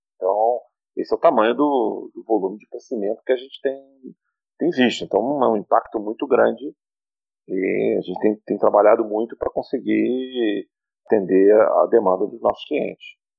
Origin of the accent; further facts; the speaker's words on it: Brazil; a gente como brasileiro, eu costumo dizer que a gente nasceu, nasceu e foi criado gerenciando crise econômica